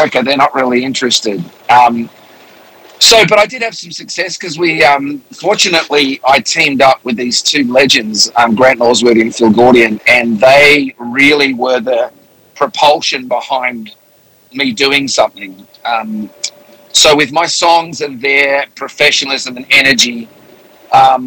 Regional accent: Melbourne, Victoria, Australia; moved away as an adult; also born or lived in England / Sydney; now in United States; I was born in England, and when I was 7, we moved to Australia

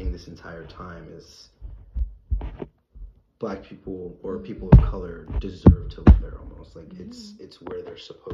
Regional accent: Tampa, Florida, United States; I'm from Tampa

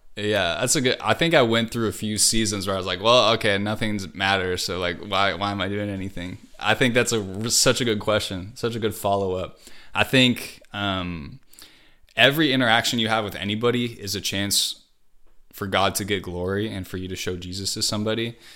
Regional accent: Wisconsin, United States; moved away as an adult; also born or lived in Hawaii / California; I grew up in Hawaii, and I lived there till I was ten, and then I moved to Wisconsin, and went all through high school there, and then I moved to California

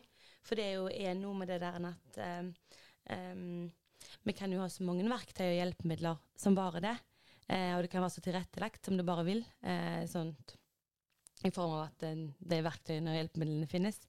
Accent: Haugesund, Rogaland, Norway; moved away as an adult; now in Oslo, Norway; jeg har vært hjemme i Haugesund

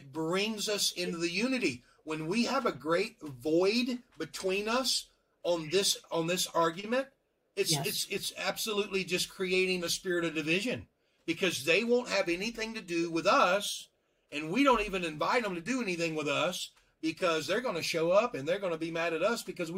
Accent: Louisiana, United States; I'm from Louisiana

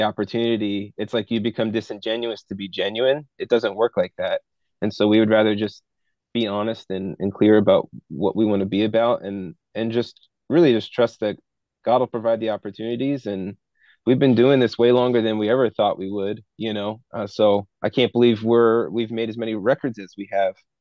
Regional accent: United States; growing up in the American culture

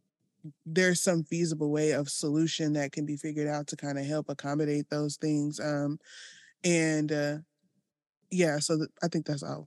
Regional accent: Arkansas, United States; now in Southern Illinois, United States; I come from Arkansas, a bigger city there.

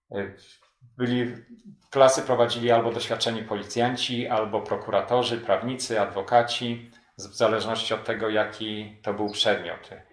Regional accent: Poland; now in Anchorage, United States; mimo że byłem imigrantem, mimo że angielski to mój drugi język

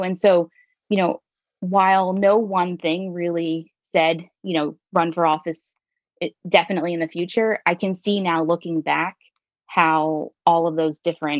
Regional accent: Pennsylvania, United States; also born or lived in North Wilmington, Delaware; now in Wilmington, United States; I live in North Wilmington, right by Brandywine High School. But I grew up over the line in Pennsylvania.

